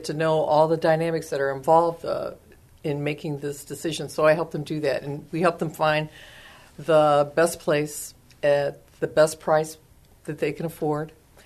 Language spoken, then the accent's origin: English; Chicago, Illinois, United States; moved away as an adult; now in San Antonio, United States; I am from Chicago, Illinois, and moved to San Antonio, I think it's getting to be maybe 10 years ago. Or not 10, 20. 20 years ago.